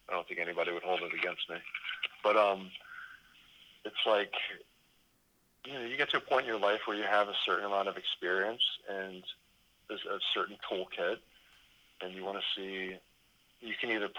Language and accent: English; Gulf Coast, United States; I grew up sailing on the Gulf Coast with my family.